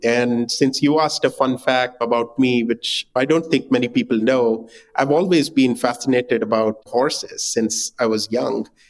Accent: India; moved away as an adult; also born or lived in Singapore; I was born and raised in India

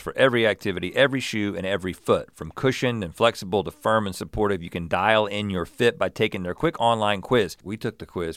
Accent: the South, United States; growing up in the South

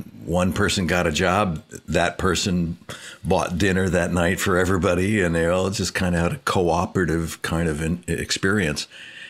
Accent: Canoga Park, California, United States; also born or lived in Hollywood; I was born in Hollywood and raised in the San Fernando Valley in Canoga Park for the most part.

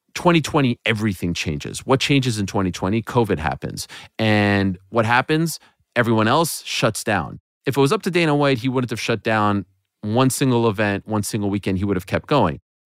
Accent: Montreal, Quebec, Canada; that was actually my hometown of Montreal

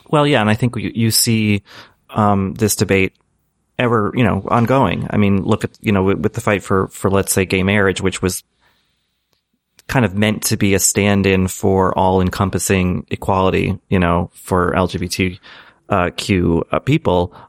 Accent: Boston, Massachusetts, United States; growing up in Boston

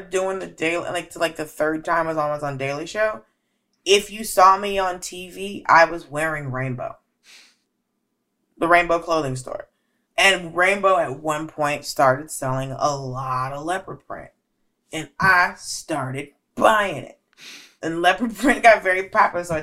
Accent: Georgia, United States; Bitch, I'm from Georgia.

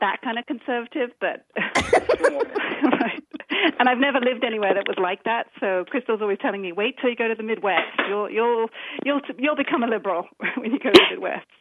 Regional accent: United Kingdom; accent: British; now in Washington, D.C., United States; You might be able to tell from my accent that uh, I'm, I'm the British one

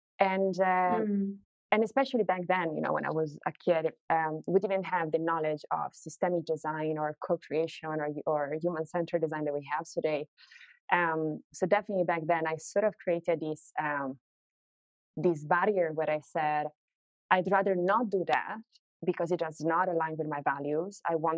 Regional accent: Italy; English is a second language; when I was growing up in Italy

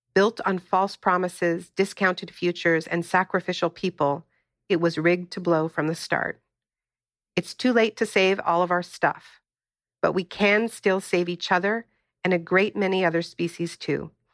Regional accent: Canada; moved away; also born or lived in California; I'm originally from Canada

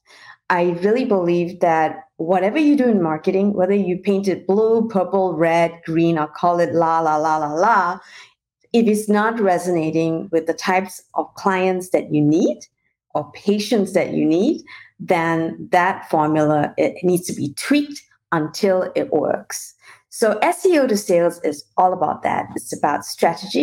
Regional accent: Malaysia; moved away as an adult; also born or lived in New Zealand / Paris / London / Shanghai; I actually was born and raised in Malaysia and did my international marketing and management degree in New Zealand

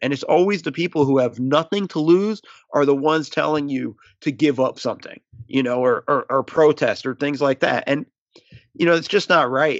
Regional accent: United States; first language English; I was born here in the States, my native tongue is English

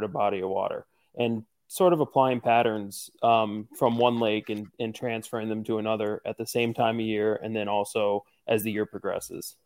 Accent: Northeastern Pennsylvania, United States; I'm from Northeastern Pennsylvania

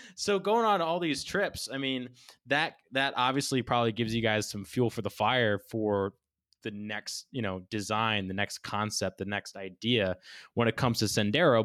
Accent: New England, United States; also born or lived in Hawaii; growing up in New England

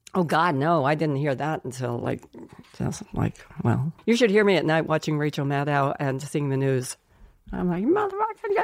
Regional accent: Colorado Springs, Colorado, United States; moved away; we grew up in Colorado Springs, Colorado

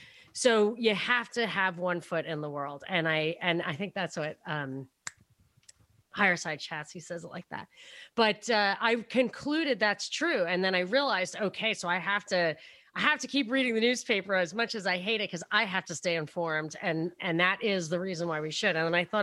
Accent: Brooklyn, New York, United States; I mean, even though I'm from Brooklyn, it's kind of theoretical.

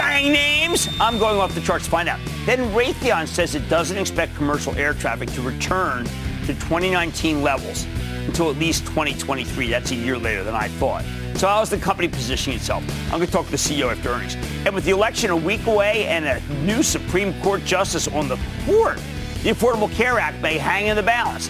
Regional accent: Plymouth Meeting, Pennsylvania, United States; I'm from Plymouth Meeting, where they're from

